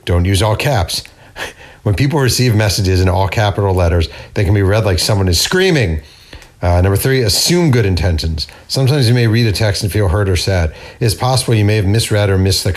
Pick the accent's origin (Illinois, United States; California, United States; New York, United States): New York, United States; near Carmel; Carmel, New York, near my hometown